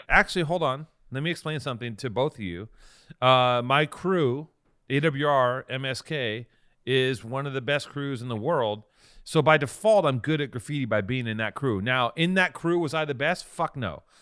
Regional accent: Los Angeles, California, United States; we're both from Venice

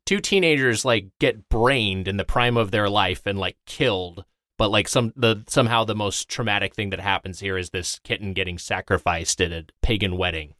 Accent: Lakewood, California, United States; I'm from, uh, Lakewood, California, so SoCal

